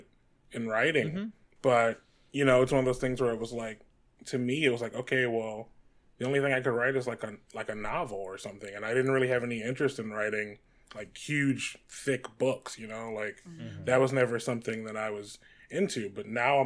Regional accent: Detroit, Michigan, United States; moved away as an adult; now in Los Angeles, United States; I grew up in Detroit, Michigan.

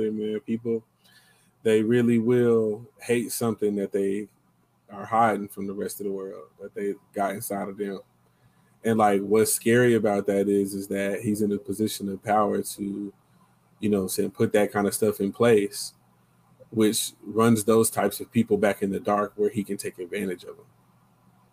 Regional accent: Lawton, Oklahoma, United States; we grew up in Lawton

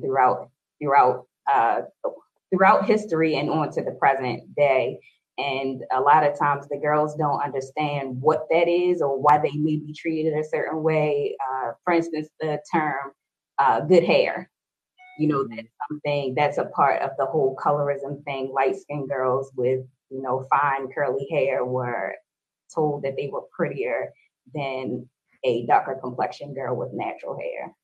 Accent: Baltimore, Maryland, United States; I am born and raised in Baltimore

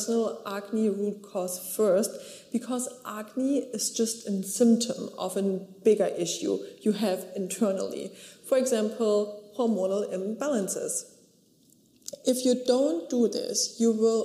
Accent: Germany; So I grew up in Germany at the beach

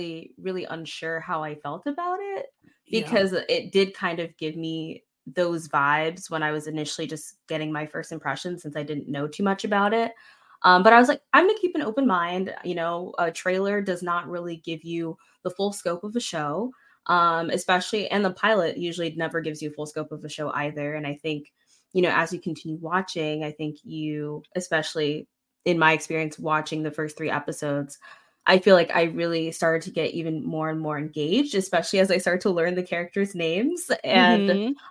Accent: Florida, United States; moved away; I'm originally from Florida

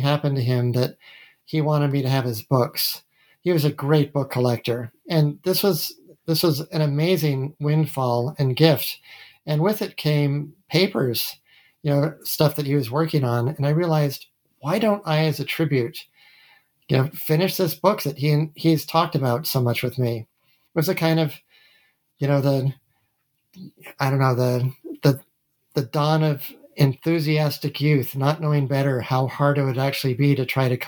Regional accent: Massachusetts, United States; moved away as an adult; also born or lived in Utah / Iowa; I was born in Utah. I grew up in Massachusetts

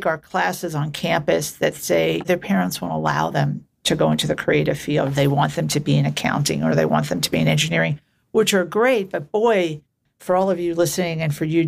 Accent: New York City, New York, United States; I grew up in New York City in Queens in a place called Glendale, which is a little community

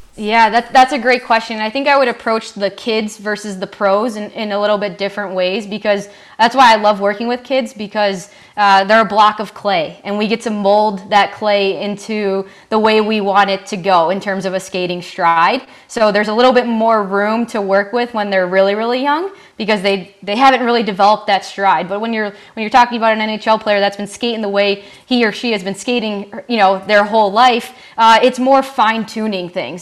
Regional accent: Orland Park, Illinois, United States; growing up in the Chicagoland area

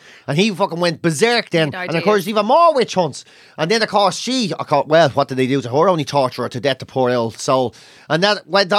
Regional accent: Ireland; born or raised there

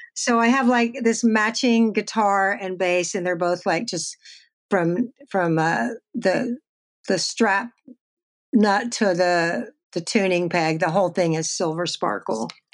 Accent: Texas, United States; moved away; I'm from Texas

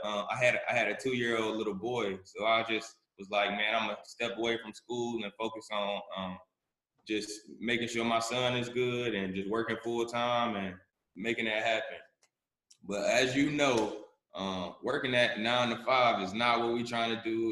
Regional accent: Charlotte, North Carolina, United States; I'm from Charlotte, North Carolina, born and raised.

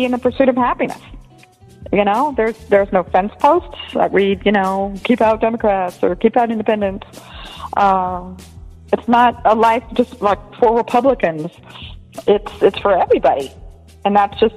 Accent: Tampa, Florida, United States; now in Arizona, United States; growing up in Tampa, going to the same school as you

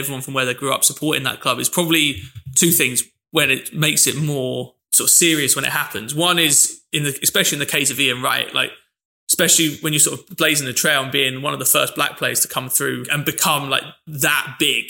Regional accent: London, United Kingdom; I grew up in London

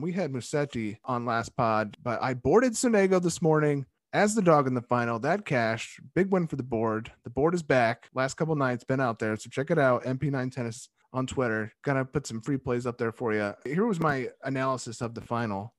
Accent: United States; As an American

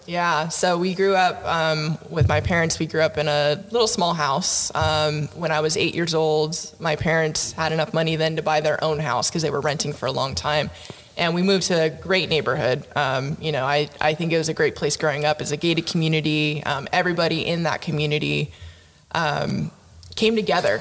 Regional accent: Oxnard, California, United States; also born or lived in Fullerton, California; I grew up in Oxnard, California

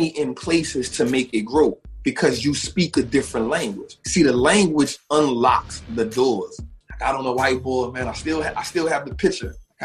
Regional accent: New Orleans, Louisiana, United States; I'm from New Orleans. Born and raised

